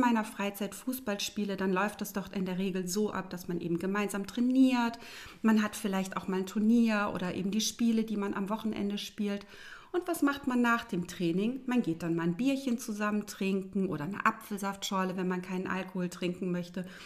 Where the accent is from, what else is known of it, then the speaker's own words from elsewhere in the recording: Germany; also born or lived in Lübeck; wir Deutschen